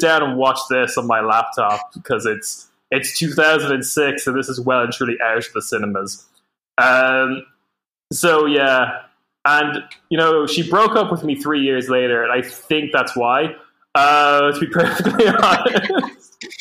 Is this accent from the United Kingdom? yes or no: no; Ireland; as a young Irish boy